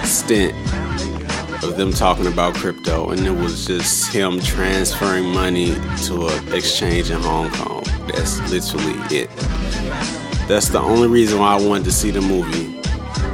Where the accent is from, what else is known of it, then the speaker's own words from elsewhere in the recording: St. Louis, Missouri, United States; me as a black guy growing up in St. Louis in poverty.